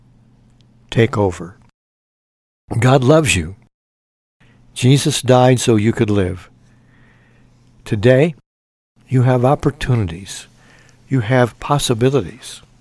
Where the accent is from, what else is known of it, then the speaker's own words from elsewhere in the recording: Mount Carmel, Illinois, United States; Mount Carmel, Illinois, my hometown, at the ripe old age of 8